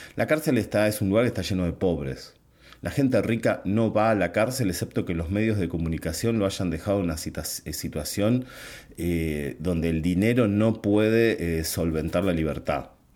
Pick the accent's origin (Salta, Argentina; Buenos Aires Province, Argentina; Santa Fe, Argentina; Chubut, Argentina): Buenos Aires Province, Argentina; mi país, por lo menos en la provincia de Buenos Aires